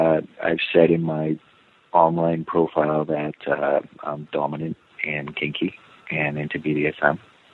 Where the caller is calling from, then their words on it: San Francisco, California, United States; Hi, Dan. I'm 29 from San Francisco.